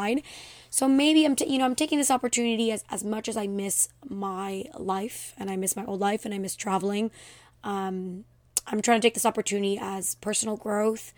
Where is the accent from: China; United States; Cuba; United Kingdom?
United States; Miami, Florida; I grew up here in Miami